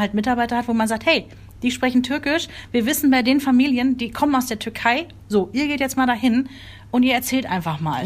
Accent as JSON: {"language": "German", "country": "Germany", "said": "bei uns in Deutschland"}